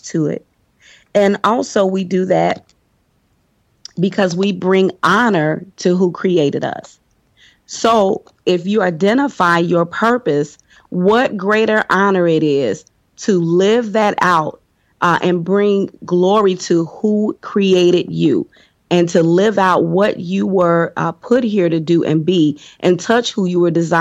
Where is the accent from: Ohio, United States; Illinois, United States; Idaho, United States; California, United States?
Illinois, United States; Chicago; I am from Chicago